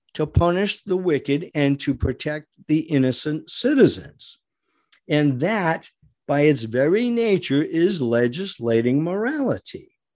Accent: United States; We are American citizens

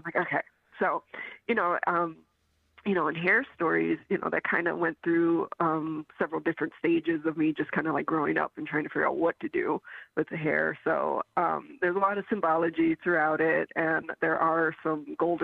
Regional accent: Michigan, United States; moved away as an adult; now in Chicago, United States; I came to the city for animation. I'm from Michigan

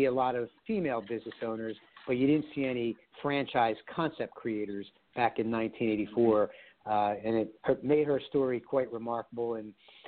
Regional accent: Philadelphia, Pennsylvania, United States; also born or lived in Blue Bell, Pennsylvania; Born and raised in Philadelphia, moved out to the suburbs where I live right now in Bluebell, Pennsylvania

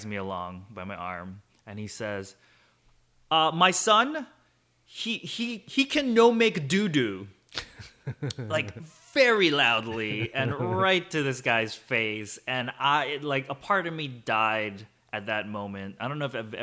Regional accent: Hawaii, United States; also born or lived in South Korea / Boston; when my family and I immigrated from Korea, we landed in Hawaii, and I grew up very American because I was 5 years old when I came through

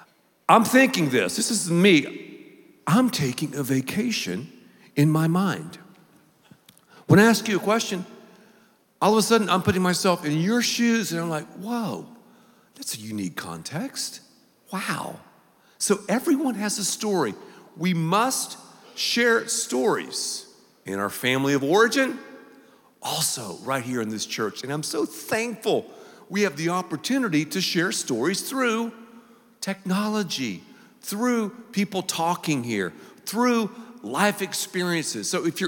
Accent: the South, United States; do not go on social media, I'm from the South, and tell her that I blew my nose during the message.

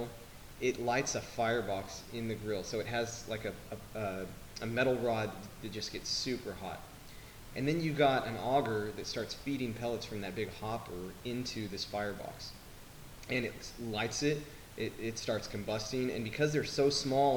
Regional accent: Lubbock, Texas, United States; I'm from Lubbock

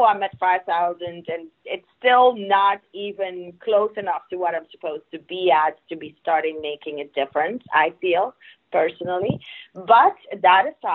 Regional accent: Curaçao; first language Papiamento; English is a second language; I was born in Curacao. In Curacao, our language there is Papiamento

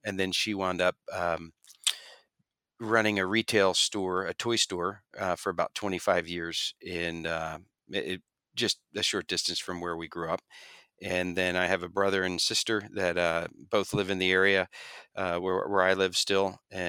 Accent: Pennsylvania, United States; I grew up in just outside of Philadelphia in a town, an area called Bucks County, Pennsylvania.

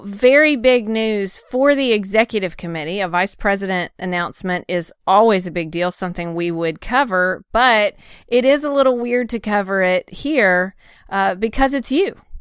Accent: Nashville, Tennessee, United States; I'm coming from Nashville

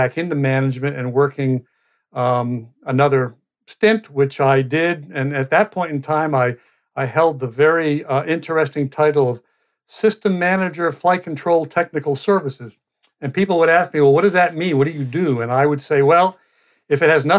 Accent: Boston, Massachusetts, United States; moved away; also born or lived in Cleveland, Ohio / Atlanta, Georgia / Cedar Rapids, Iowa; being born in Cleveland, growing up in the Boston area

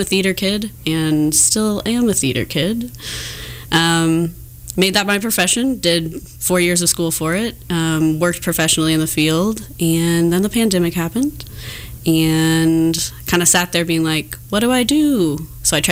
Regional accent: Overland Park, Kansas, United States; I grew up in Overland Park, Kansas

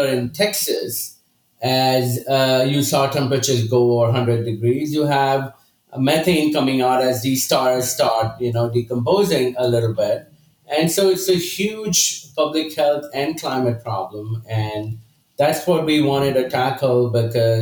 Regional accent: India; moved away as an adult; now in Houston, United States; So I grew up in India, did my chemical engineering from Institute of Chemical Technology

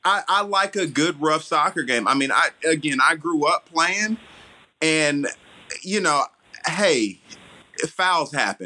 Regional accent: Atlanta, Georgia, United States; I'm from Atlanta

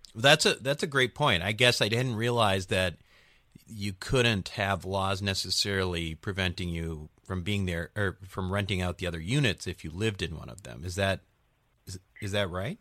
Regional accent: Chicago, Illinois, United States; now in California, United States; I'm from Chicago. You know, I, I moved uh, moved to California from Chicago

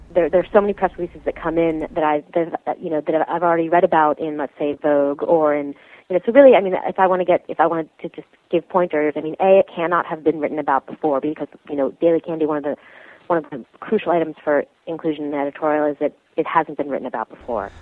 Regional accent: New York City, New York, United States; I grew up in New York City, born and raised.

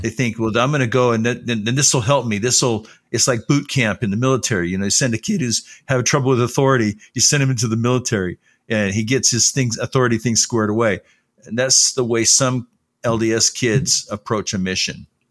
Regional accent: Los Angeles, California, United States; also born or lived in Salt Lake City, Utah; I didn't grow up in Utah. I grew up in Southern California in the Los Angeles area

